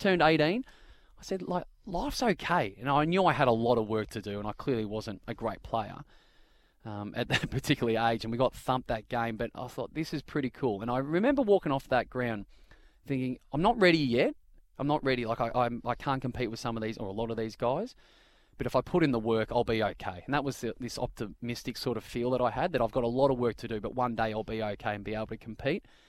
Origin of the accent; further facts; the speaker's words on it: Bendigo, Victoria, Australia; also born or lived in Kew, Victoria; I grew up in the outskirts of Bendigo